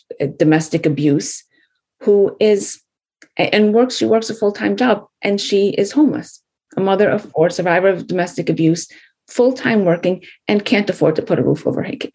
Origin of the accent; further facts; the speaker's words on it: United States; we are the American story. You know, we were born and raised here